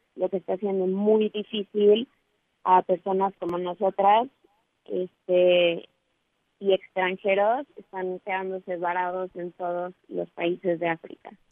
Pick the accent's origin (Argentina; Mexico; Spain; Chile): Mexico; somos tres mexicanas